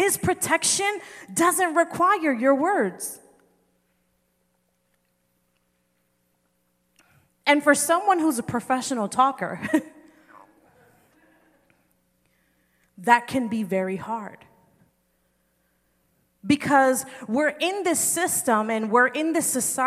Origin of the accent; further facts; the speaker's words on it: New Jersey, United States; I'm from New Jersey